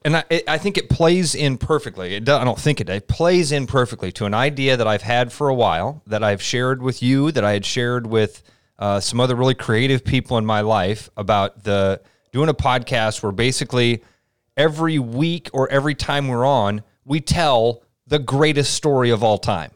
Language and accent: English; Pleasant Hill, Iowa, United States; I grew up in Pleasant Hill, uh, a little suburb on the east side of Des Moines.